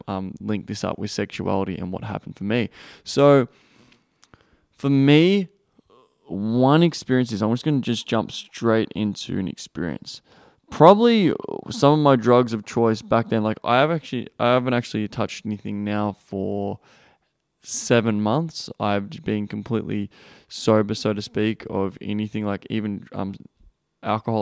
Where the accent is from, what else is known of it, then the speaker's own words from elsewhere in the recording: Australia; I'm from Australia